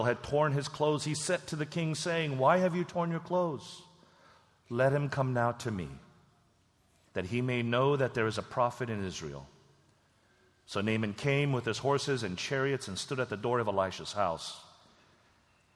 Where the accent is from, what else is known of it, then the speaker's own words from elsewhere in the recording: South Korea; moved away; my home country, Korea